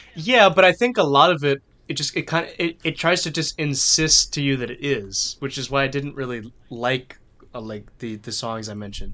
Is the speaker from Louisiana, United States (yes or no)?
yes; New Orleans, Louisiana, United States; I'm from New Orleans. I grew up listening to this music all the time